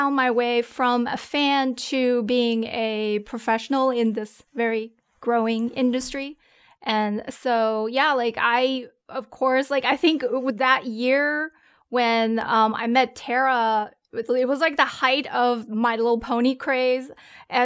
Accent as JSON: {"language": "English", "country": "Germany", "tie": "born or raised there", "also_born_or_lived": "China", "second_language": "English", "said": "I was born in China, raised in Germany"}